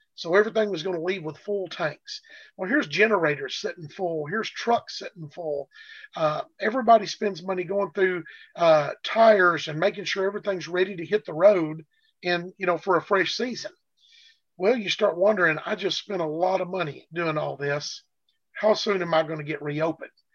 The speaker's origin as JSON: {"language": "English", "region": "Arkansas", "country": "United States", "said": "with the Arkansas being my home state"}